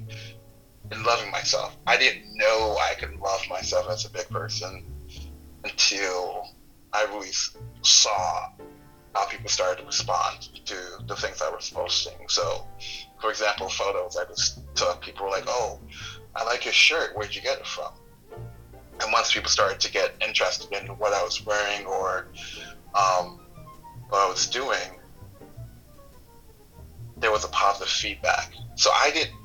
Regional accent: New York, United States; I'm from New York

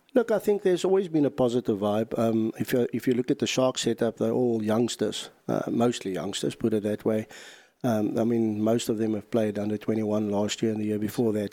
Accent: South Africa; being a South African

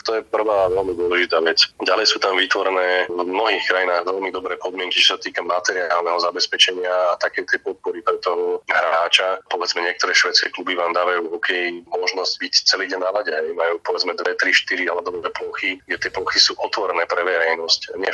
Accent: Slovakia; ako sme my Slováci.

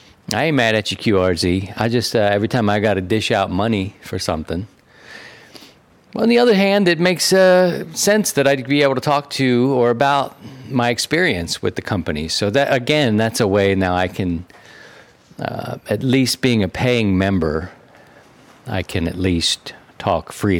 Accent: Baltimore, Maryland, United States; also born or lived in Philadelphia; I'm from Baltimore, from a city

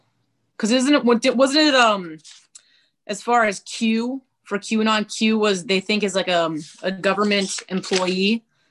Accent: North Dakota, United States; I grew up in North Dakota

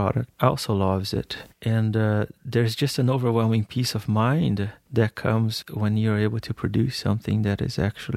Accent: Brazil; moved away as an adult; now in United States; I grew up in Brazil

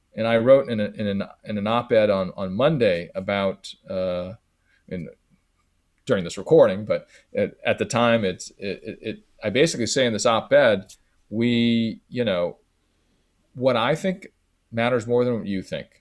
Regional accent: San Francisco, California, United States; Growing up in San Francisco, going to a, a high school, elementary school, a middle school

